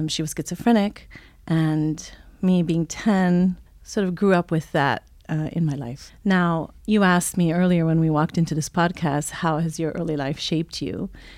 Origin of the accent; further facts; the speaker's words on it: Italy; also born or lived in Switzerland; So I'm a child of the world, if you will. I was born in Switzerland, raised in Italy, German mom, American dad, lived just about all the continents, and speak five languages.